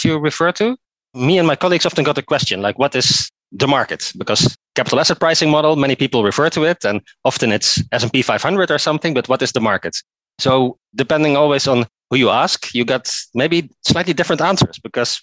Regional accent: Netherlands; English is a second language; moved away as an adult; now in Oslo, Norway; I'm originally from Netherlands, as you can maybe hear from my accent as well. But I moved here, I think, about 9 to 10 years ago

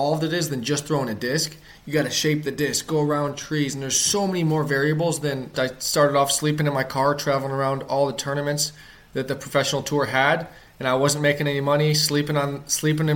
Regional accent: Ohio, United States; I grew up in Ohio

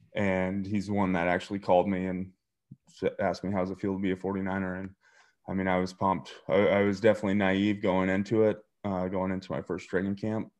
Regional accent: eastern Montana, United States; moved away as an adult; now in Ohio, United States; I grew up in a small town in eastern Montana, about five thousand people.

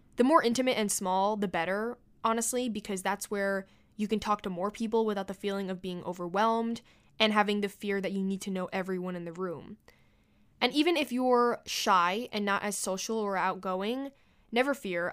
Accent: New York City, New York, United States; I was born and raised in New York City, and I plan to work, live, and take my very last breath here.

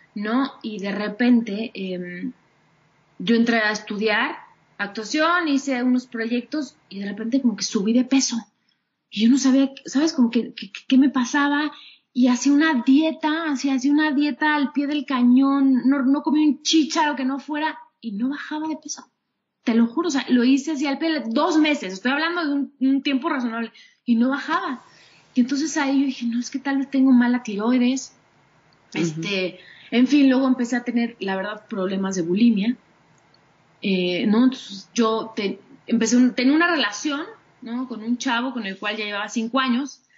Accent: Mexico City, Mexico; todo el tiempo he vivido aquí en la Ciudad de México

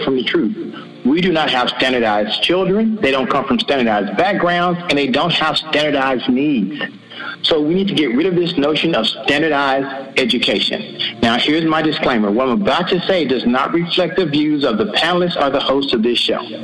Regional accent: the South, United States; I'm from the South

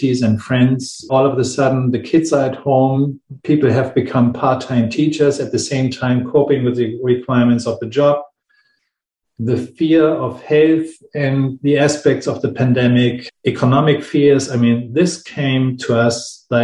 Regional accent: Hamburg, Germany; my hometown, Hamburg

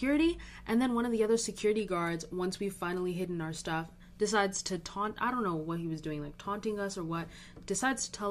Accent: Orange County, California, United States; moved away as an adult; now in Berkeley, United States; I'm from Orange County

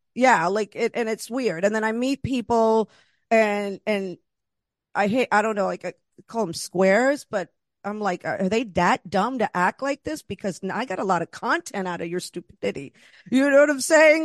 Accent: East Coast, United States; also born or lived in Los Angeles; now in Queens, United States; I'm originally from the East Coast

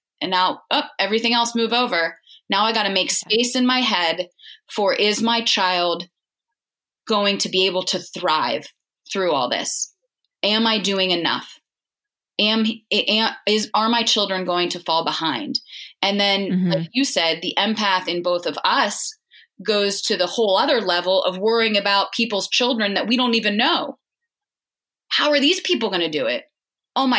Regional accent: Pittsburgh, Pennsylvania, United States; moved away as an adult; also born or lived in New York; now in Pittsburgh, United States; I grew up in Pittsburgh

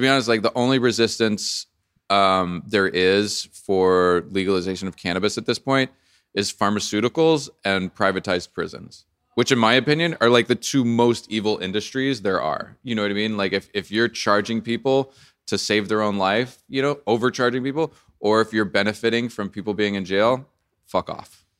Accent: New Orleans, Louisiana, United States; I grew up in New Orleans listening to a lot of, like, blues and jazz

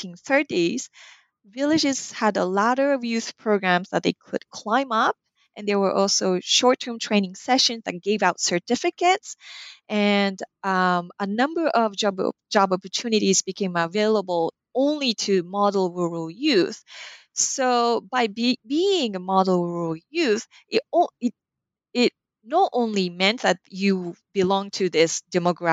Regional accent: Japan; moved away; I was raised in Japan.

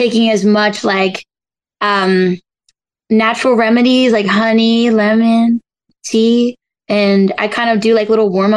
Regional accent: Galloway, New Jersey, United States; I'm from New Jersey

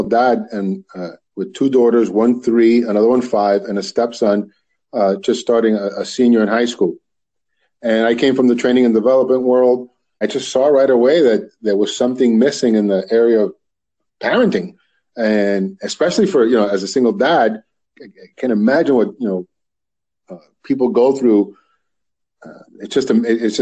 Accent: Union City, New Jersey, United States; also born or lived in Washington Heights, New York; I grew up in Union City, between Union City and Washington Heights in New York, but mostly Union City is where I did my schooling, my actual elementary and high school

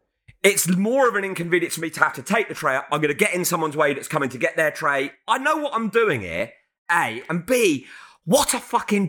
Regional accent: United Kingdom

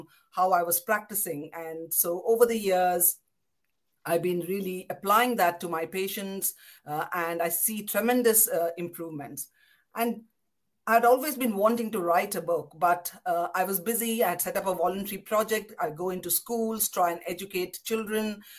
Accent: Kolkata, West Bengal, India; moved away as an adult; also born or lived in Pondicherry / Delhi / United Kingdom; now in London, United Kingdom; I grew up in Kolkata and went to medical school in Pondicherry and then in Delhi

